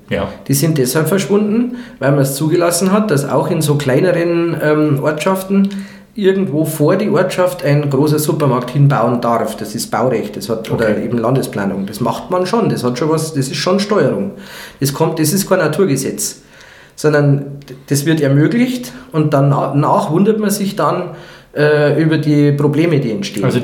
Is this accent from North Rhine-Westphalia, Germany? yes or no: no; Pfaffenhofen, Bavaria, Germany; so einer Stadt wie jetzt Pfaffenhofen, da wo ich herkomme, mh, mm, äh, für einen Quadratmeter Wohnung, äh, Neubauwohnung, du 5500 Euro bezahlen musst.